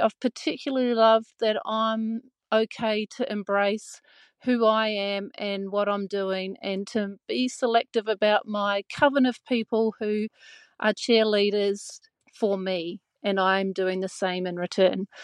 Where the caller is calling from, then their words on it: Gold Coast, Queensland, Australia; I'm calling from the Gold Coast